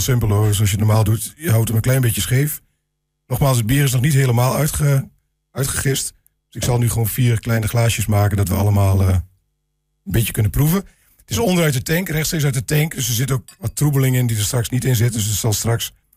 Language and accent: Dutch; Glanerbrug, Overijssel, Netherlands; ik ben inderdaad inwoner van Glanenbrug